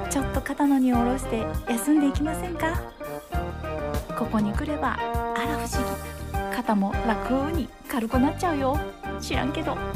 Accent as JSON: {"language": "Japanese", "country": "Japan", "tie": "born there", "said": "じゃあ私はなんで日本に生まれたのかなみたいなね"}